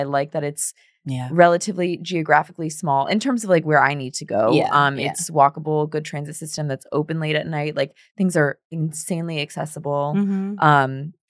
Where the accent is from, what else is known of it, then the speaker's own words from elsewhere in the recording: France; born there; people thought it was cool that like I was born in France.